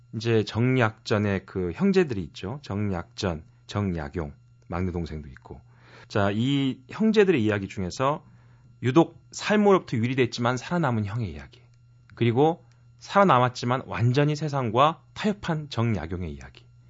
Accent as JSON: {"language": "Korean", "town": "Mokpo", "region": "South Jeolla", "country": "South Korea", "tie": "born or raised there", "said": "고향이 목포라"}